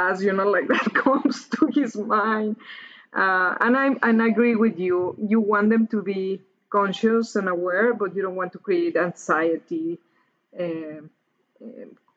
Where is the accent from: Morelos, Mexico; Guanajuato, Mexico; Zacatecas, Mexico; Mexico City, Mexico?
Mexico City, Mexico; moved away; I grew up in Mexico City, which is among the most polluted cities in the world.